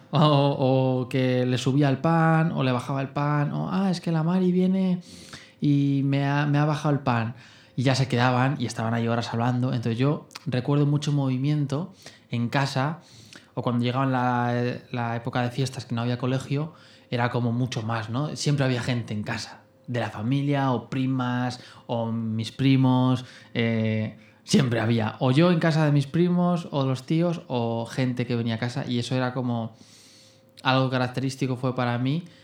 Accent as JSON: {"language": "Spanish", "town": "Fuentidueña de Tajo", "region": "Community of Madrid", "country": "Spain", "tie": "born or raised there", "said": "Em, bueno, aquí una familia de Fuentidueña, nací. Em, una familia sencilla, eh, con las necesidades básicas cubiertas"}